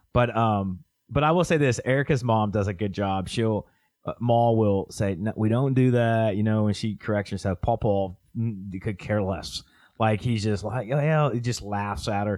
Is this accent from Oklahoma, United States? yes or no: yes; Oklahoma, United States; I'm from Oklahoma